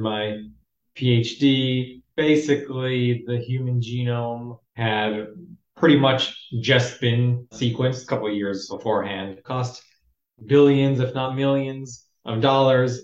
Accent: Los Angeles, California, United States; Born and raised in Los Angeles, California

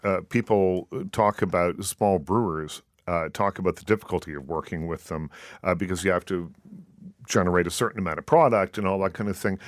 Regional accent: Nova Scotia, Canada; moved away; I'm from Nova Scotia originally

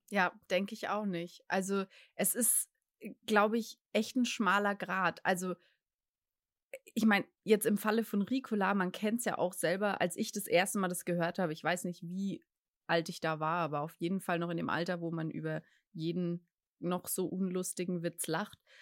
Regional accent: Franconia, Bavaria, Germany; accent: Franconian; ich komme aus Franken und man hört es mir auch an.

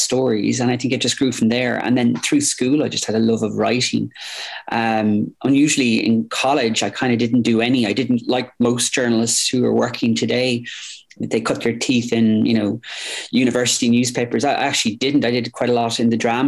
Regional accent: Limerick, Munster, Ireland; moved away as an adult; also born or lived in Washington, District of Columbia, United States; I grew up in Limerick

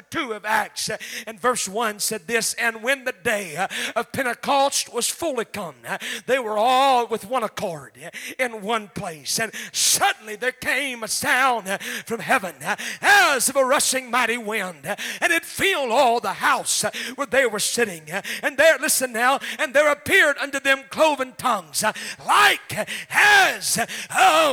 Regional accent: Oklahoma, United States; I'm from Oklahoma. We got grass fires. And you may have them here in Missouri, but in Oklahoma we have grass fires

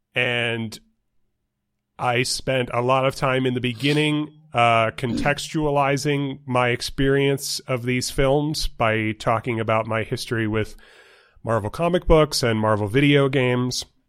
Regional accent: New York, United States; moved away as an adult; also born or lived in Pennsylvania / Ohio; now in Tucson, United States; growing up in New York

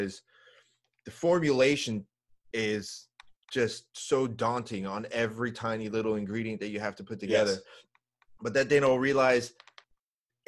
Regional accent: Italy; moved away; I was born in Italy, so I grew up around it

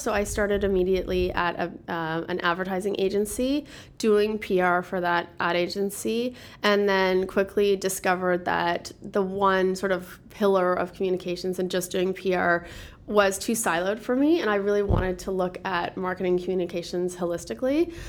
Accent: Toronto, Ontario, Canada; also born or lived in Quebec / New York City; Born and raised in Toronto, proud to be from Toronto

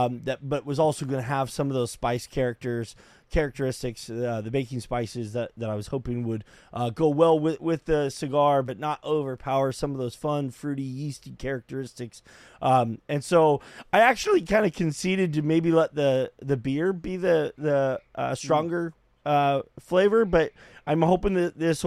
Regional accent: United States; growing up in America

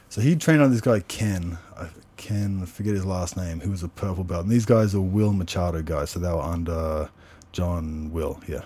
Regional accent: Canberra, Australian Capital Territory, Australia; moved away as an adult; also born or lived in Sydney, Australia; I think when I was three or four, I moved to Canberra, and mm-hmm. then I've been there until I moved overseas. I was there all through like my childhood, my teens, everything

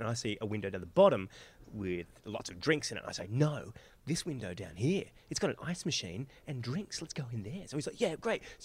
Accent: Australia; I'm from Australia

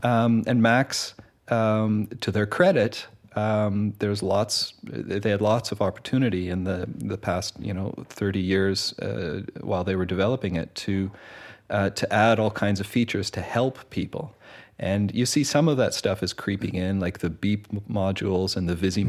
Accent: Canada; moved away as an adult; also born or lived in Winnipeg / Montreal; now in Netherlands; I come from Canada originally, studied music in uh, Winnipeg and in Montreal uh, before moving to Holland.

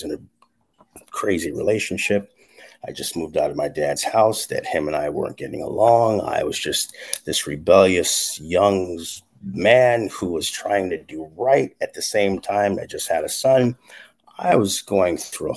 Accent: California, United States; also born or lived in Sierra Leone; I wasn't raised there, but I know it because I stay connected to it

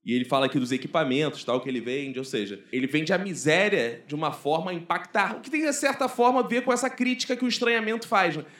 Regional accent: Brazil

